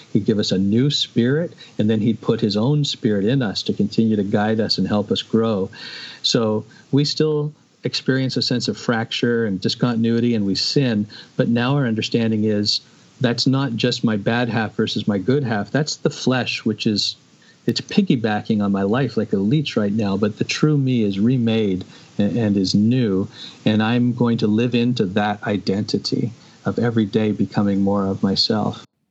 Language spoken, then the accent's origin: English; Canada; I see myself not primarily as a Canadian